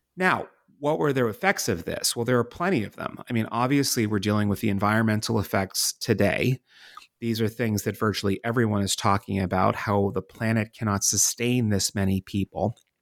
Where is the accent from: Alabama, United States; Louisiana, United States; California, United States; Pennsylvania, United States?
Pennsylvania, United States; Pittsburgh; moved away as an adult; also born or lived in Washington, D.C.; my home city of Pittsburgh, Pennsylvania, and my adopted city of Washington, D C